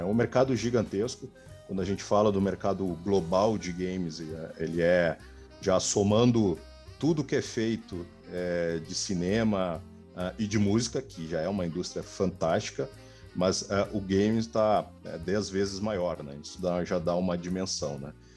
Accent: Porto Alegre, Rio Grande do Sul, Brazil; moved away; also born or lived in São Paulo; Sou natural de Porto Alegre, é, ah. no Rio Grande do Sul

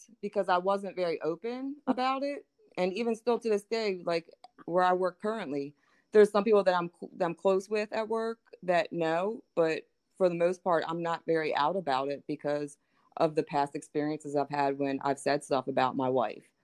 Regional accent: Baltimore, Maryland, United States; moved away as an adult; now in Hagerstown, United States; I'm from Baltimore

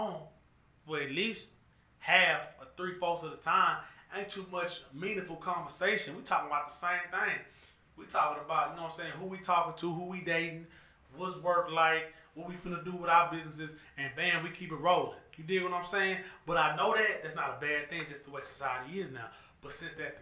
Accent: Houston, Texas, United States; I'm from Houston

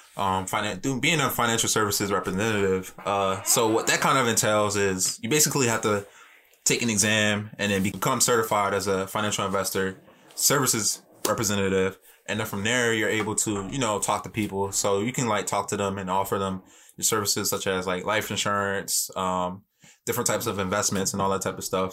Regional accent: Philadelphia, Pennsylvania, United States; born and raised in West Philly

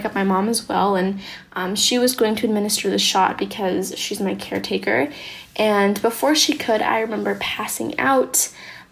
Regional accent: San Diego, California, United States; I'm from San Diego, California, and I'm 17 years old.

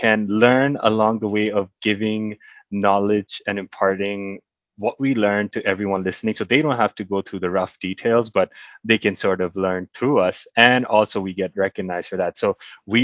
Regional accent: India; moved away; back in my hometown in India

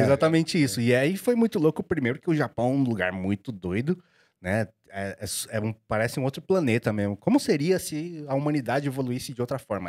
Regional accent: Osasco, São Paulo, Brazil; sou de Osasco, fui apreensado de Osasco a vida inteira

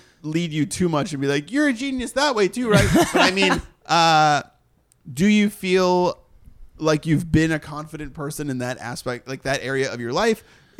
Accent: Boston, Massachusetts, United States; Just coming from Boston, there's good food in Boston. I'm from Boston.

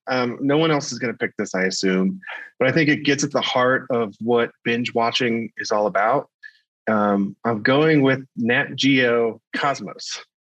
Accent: United States; But, I grew up in Kentucky, Ohio area.

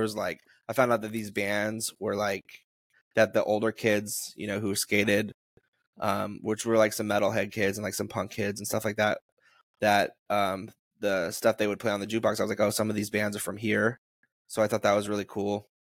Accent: Taos, New Mexico, United States; my friend John and my friend Gabe, who I grew up with in Taos

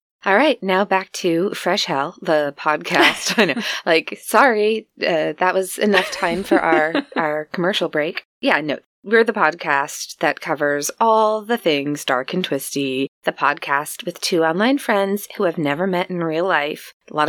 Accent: United States; from the U.S.

